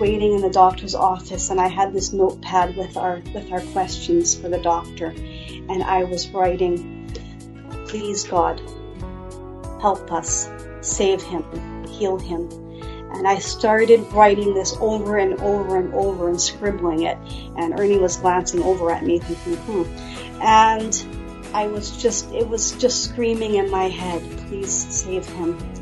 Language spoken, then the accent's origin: English; Steinbach, Manitoba, Canada; also born or lived in Winnipeg; I grew up near Steinbach, and I grew up in a loving home